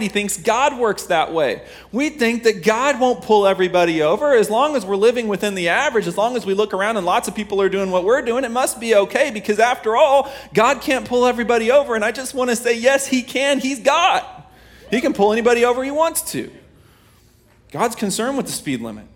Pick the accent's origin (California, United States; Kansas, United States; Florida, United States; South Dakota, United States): Kansas, United States